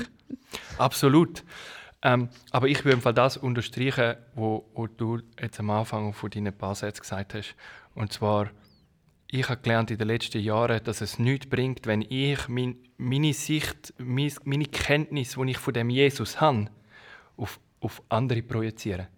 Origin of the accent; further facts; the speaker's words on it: Switzerland; moved away; also born or lived in Kenya; als Schweizer